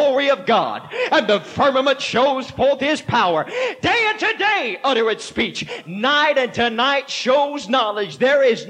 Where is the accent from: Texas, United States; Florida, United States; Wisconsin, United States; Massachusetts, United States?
Texas, United States; moved away; I am originally from Texas